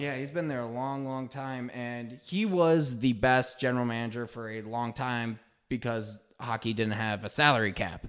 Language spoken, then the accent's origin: English; Frankfort, Michigan, United States; also born or lived in Pontiac, Michigan / Farmington Hills, Michigan; I hail from Frankfort, Michigan